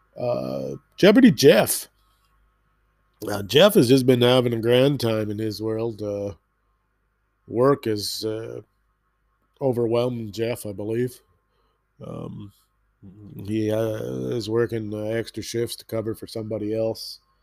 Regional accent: Canada; being a Canadian

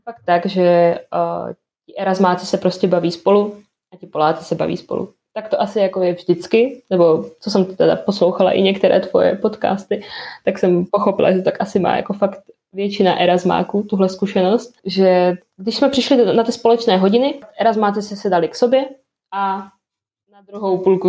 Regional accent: near Ostrava, Moravian-Silesian Region, Czechia; also born or lived in Gdańsk, Poland; jsem jako kousek od Ostravy bydlím

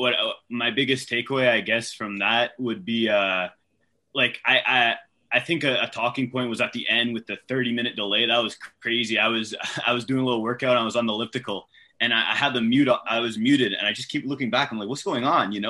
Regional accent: Ottawa, Ontario, Canada; also born or lived in Atlanta; I'm from Ottawa. I'm based in Ottawa

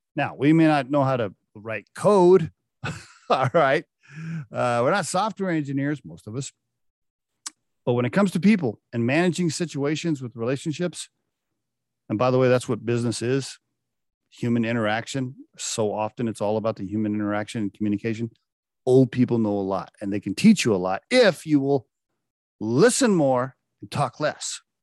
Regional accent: Oklahoma, United States; I grew up in Oklahoma

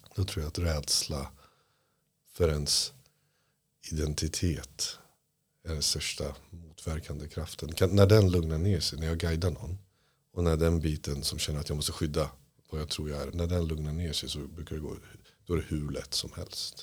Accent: Iran; now in Sweden; Jag är flykting från Iran på grund av islam

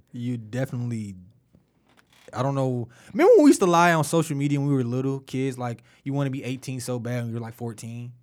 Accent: Detroit, Michigan, United States; growing up in Detroit

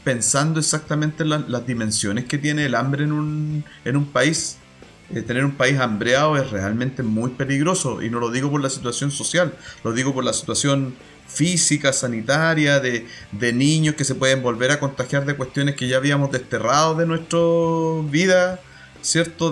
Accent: Talcahuano, Biobío, Chile; now in Valdivia, Chile; Yo, por lo menos, que crecí en Talcahuano

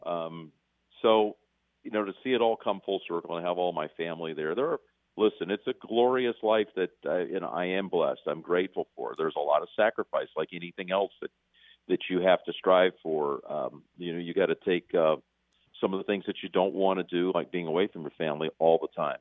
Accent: North Carolina, United States

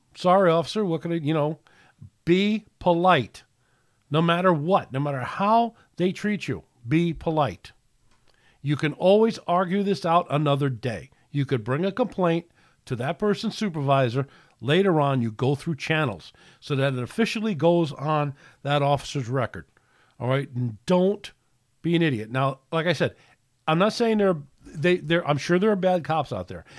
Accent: United States; I'm proud to be an American

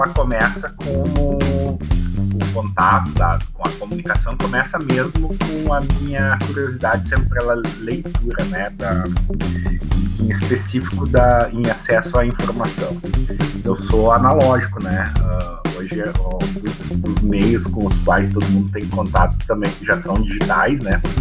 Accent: Lajeado, Rio Grande do Sul, Brazil; Eu sou de Lajado, eu concluí o, o segundo grau, né, que hoje é o ensino médio

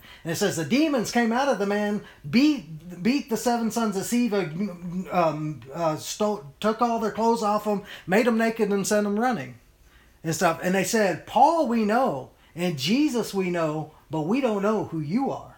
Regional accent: United States; we as the American church

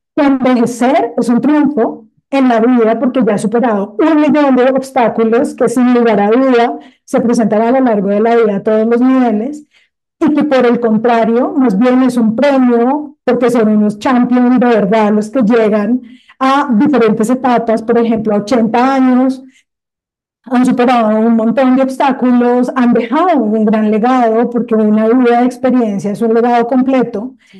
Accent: Colombia

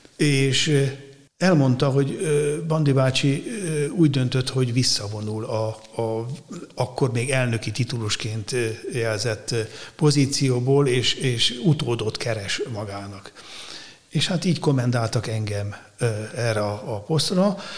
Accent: Szeged, Csongrád-Csanád, Hungary; moved away as an adult; also born or lived in Székesfehérvár; Szegedi gyerek révén, ugye Tisza mellett nőttem fel

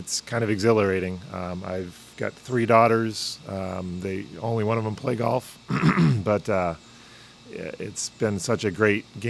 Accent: Massachusetts, United States; moved away as an adult; now in Tampa, United States; born and raised in Massachusetts, went to school at University of Tampa

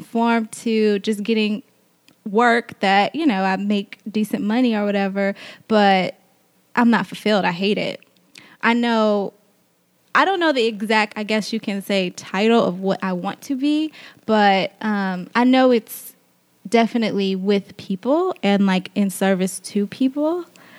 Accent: Lake Charles, Louisiana, United States; I'm from Louisiana

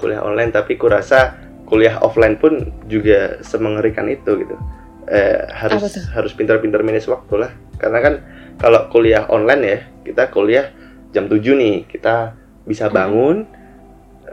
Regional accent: Surakarta, Central Java, Indonesia; Aku dari Solo, SMA aku tapi hmm. di eh di Solo juga

